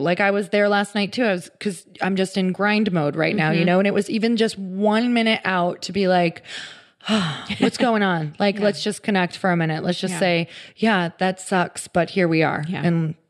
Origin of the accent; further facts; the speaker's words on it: Midwest, United States; now in California, United States; I came from the Midwest and moved to California.